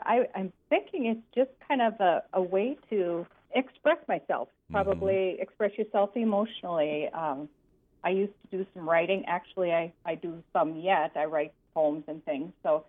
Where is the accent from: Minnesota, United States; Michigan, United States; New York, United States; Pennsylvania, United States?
Minnesota, United States; Greenbush; I grew up on a farm by Greenbush.